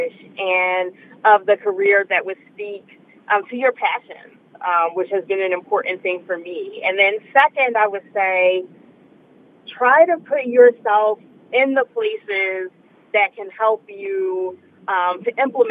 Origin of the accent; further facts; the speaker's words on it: Philadelphia, Pennsylvania, United States; I was born in King Fessing, in the district that I represent right now